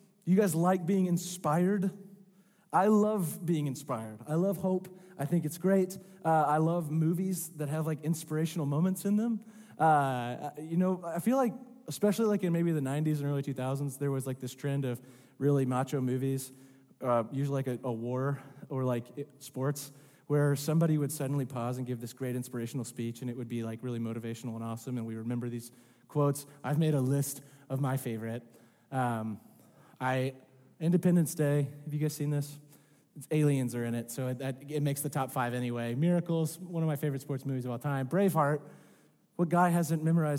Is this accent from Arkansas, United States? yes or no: yes; Rogers, Arkansas, United States; I'm from Northwest Arkansas. I grew up in Rogers.